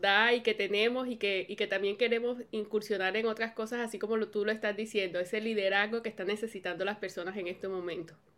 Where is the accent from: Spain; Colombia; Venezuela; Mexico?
Colombia; moved away as an adult; now in United States; cuando vine a vivir aquí a los Estados Unidos, que somos de Colombia